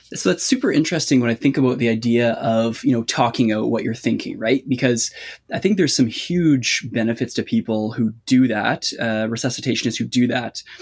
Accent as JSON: {"language": "English", "country": "Canada", "accent": "Canadian", "said": "You'll have to excuse my accent. I'm Canadian."}